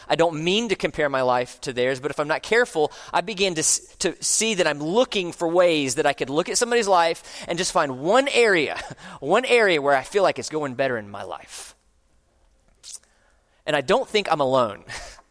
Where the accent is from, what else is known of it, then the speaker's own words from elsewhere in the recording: Orlando, Florida, United States; moved away as an adult; I grew up in Orlando, and I moved away for about 20 years, and I have recently come back